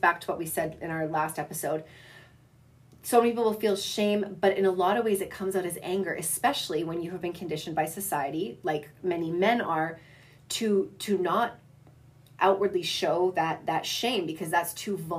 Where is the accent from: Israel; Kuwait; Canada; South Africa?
Canada; Southern Alberta; growing up in Southern Alberta